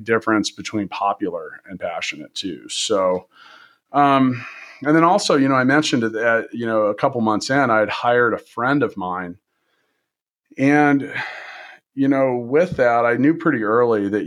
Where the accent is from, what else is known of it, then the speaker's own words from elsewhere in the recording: Kansas City, United States; moved away as an adult; also born or lived in Indianapolis, Indiana; I'm from Kansas and Kansas City